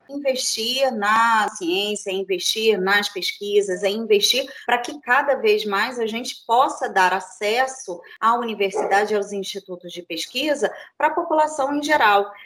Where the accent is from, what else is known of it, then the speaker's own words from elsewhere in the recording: Rio de Janeiro, Brazil; now in Niterói, Brazil; sou do Rio de Janeiro, nasci no Rio de Janeiro, fiz uh, graduação também aqui em Niterói, vim morar em Niterói muito cedo, mais ou menos uns 15 anos